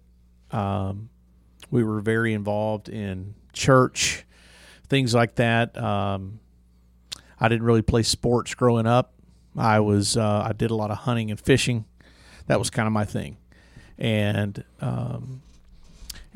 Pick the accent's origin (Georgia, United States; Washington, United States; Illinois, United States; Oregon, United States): Georgia, United States; Douglasville; I was born and raised in Douglas County, Douglasville